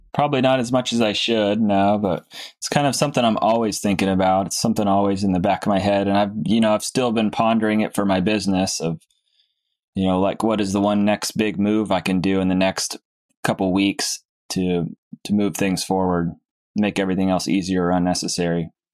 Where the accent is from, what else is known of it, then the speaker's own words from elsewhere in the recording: Cape Cod, Massachusetts, United States; moved away; I'm from Cape Cod